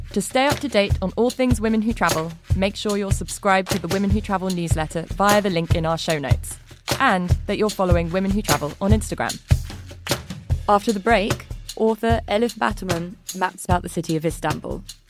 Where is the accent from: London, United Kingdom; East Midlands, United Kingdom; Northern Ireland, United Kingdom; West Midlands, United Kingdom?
London, United Kingdom; growing up in London, my year was relatively diverse at school